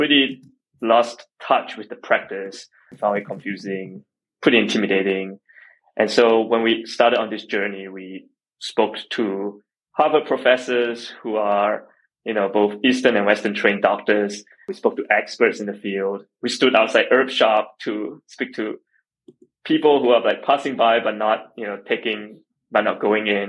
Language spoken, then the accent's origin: English; Singapore; moved away; I grew up in Singapore